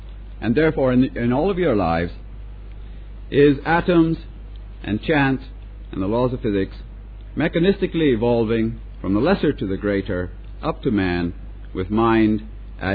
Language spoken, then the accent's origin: English; Canada; moved away as an adult; also born or lived in Britain; now in United Kingdom; I'm Canadian. Still am. I've been in Britain over 25 years.